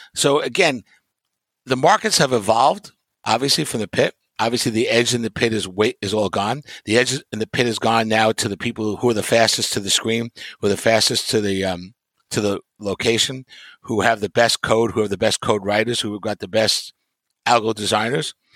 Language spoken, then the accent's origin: English; New York, United States; growing up in New York